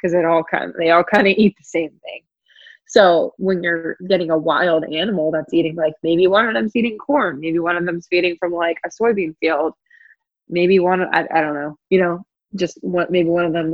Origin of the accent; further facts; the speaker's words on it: Philadelphia, Pennsylvania, United States; moved away as an adult; also born or lived in the South (US); I'm from the Philadelphia area, was living down south. And when I moved back up, I lived with them just for a little bit.